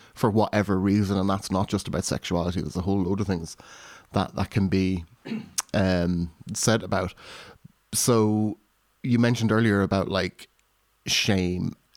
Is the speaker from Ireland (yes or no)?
yes; Ireland; now in United Kingdom; being raised Irish Catholic in rural Ireland and then coming to the U K